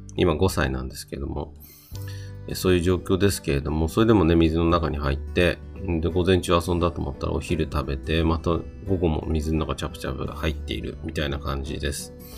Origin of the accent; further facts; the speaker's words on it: Yokohama, Kanagawa, Japan; 私の地元、横浜市の旭区